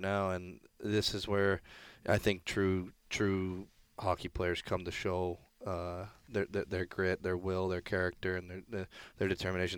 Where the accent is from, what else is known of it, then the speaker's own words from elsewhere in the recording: Columbus, Ohio, United States; moved away; also born or lived in Hartford, Connecticut / Brampton, Ontario; born in Hartford. But, um, yeah, Columbus, I'd say, is, uh, my hometown just outside of Columbus